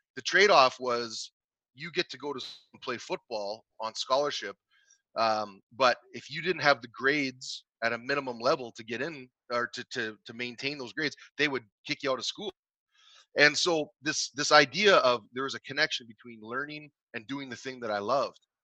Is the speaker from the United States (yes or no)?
no; Canada; in my hometown where i grew up